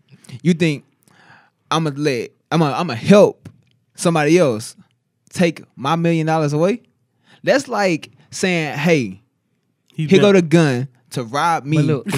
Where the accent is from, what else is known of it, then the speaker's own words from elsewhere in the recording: Cleveland, Ohio, United States; Yeah, I'm from Cleveland